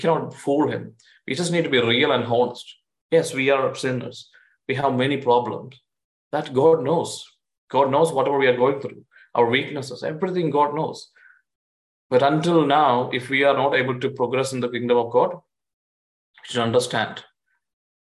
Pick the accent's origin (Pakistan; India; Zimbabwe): India; now in United States; I'm an Indian citizen